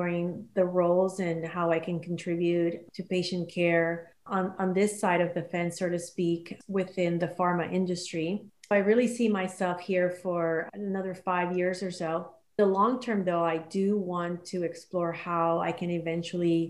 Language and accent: English; Panama; moved away; I'm originally from Panama, and I still have family there.